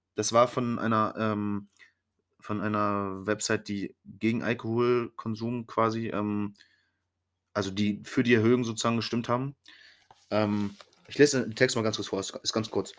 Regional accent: Germany; wir Deutschen

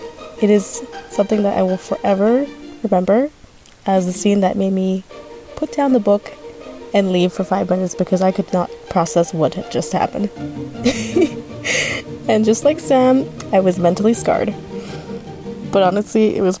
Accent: Canada; I'm from Canada.

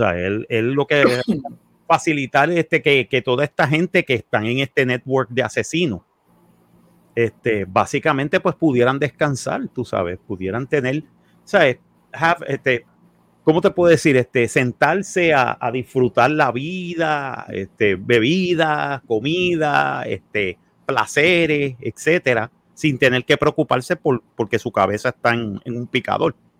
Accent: Puerto Rico; somos puertorriqueños

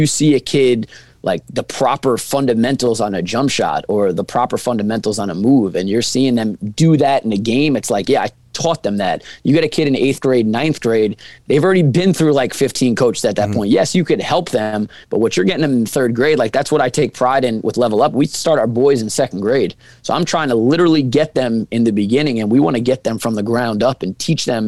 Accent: Rockville Centre, New York, United States; I'm from Long Island. I know the basketball landscape of Long Island because I'm born and raised here

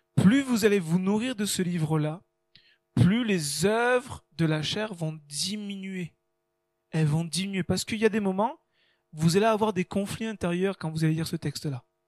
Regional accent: France; nous on est français

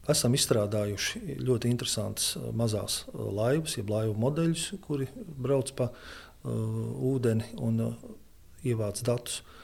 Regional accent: Ventspils, Kurzeme, Latvia; now in Liepāja, Latvia; Pārcēlies es esmu, bet dzimis tāpatās es esmu pie jūras. Mana dzimtā pilsēta ir Ventspils, bet uh, pie liepājas man vienkārši nav jautājumu.

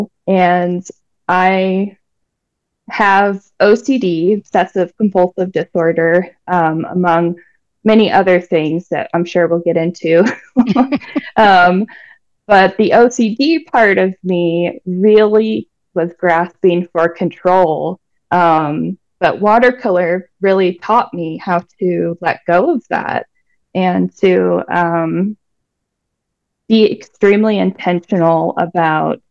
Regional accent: Denver, Colorado, United States; moved away as an adult; also born or lived in Brooklyn, New York; now in Albuquerque, United States; I was born and raised in Denver, Colorado

